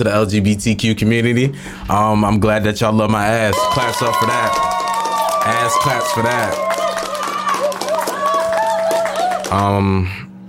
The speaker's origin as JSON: {"language": "English", "town": "Philadelphia", "region": "Pennsylvania", "country": "United States", "tie": "born or raised there", "moved": "yes", "said": "I'm from Philadelphia"}